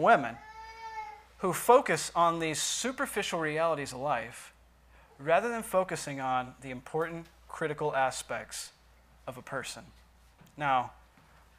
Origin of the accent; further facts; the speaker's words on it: United States; as American Christians